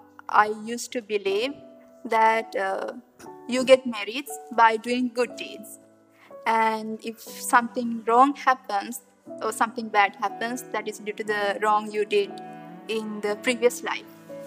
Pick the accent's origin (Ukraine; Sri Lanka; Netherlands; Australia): Sri Lanka; moved away as an adult; now in Kansas, United States; my home country is Sri Lanka. And I'm a second year graduate student studying for my PhD in chemistry at K-State. I've been raised in a strong Buddhist background